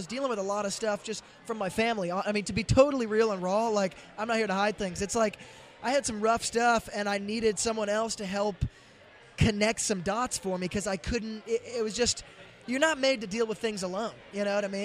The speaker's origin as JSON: {"language": "English", "town": "Franklin", "region": "Tennessee", "country": "United States", "tie": "born or raised there", "said": "So I grew up in Franklin, which is right outside of Nashville."}